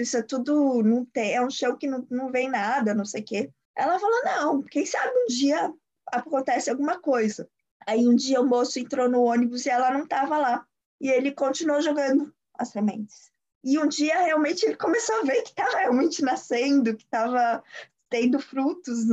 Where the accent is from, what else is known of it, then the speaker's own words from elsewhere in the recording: São Paulo, Brazil; moved away; Eu sou, eu sou paulista